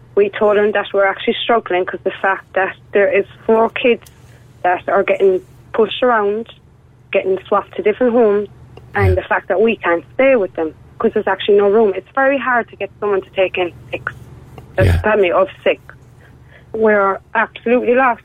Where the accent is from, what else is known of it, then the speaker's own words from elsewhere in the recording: Limerick, Munster, Ireland; I'm from Limerick myself